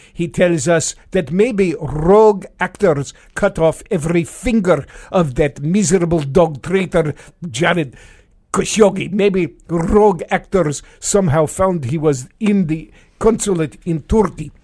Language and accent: English; New York City, New York, United States; moved away; when I was a little kid growing up in New York City